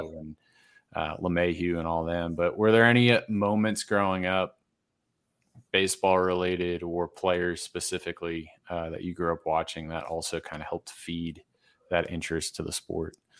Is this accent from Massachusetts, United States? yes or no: yes; Massachusetts, United States; now in Denver area, United States; I grew up in Massachusetts